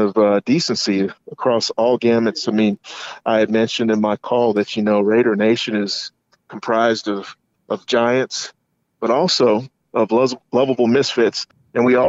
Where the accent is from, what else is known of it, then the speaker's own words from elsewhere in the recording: Kentucky, United States; my home state and neighboring city of Louisville